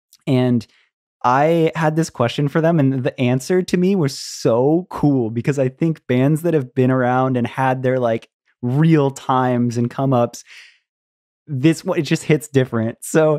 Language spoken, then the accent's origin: English; St. Petersburg, Florida, United States; That's my hometown, so, too. That was like the Warped Tour I grew up going to. I know that exact venue.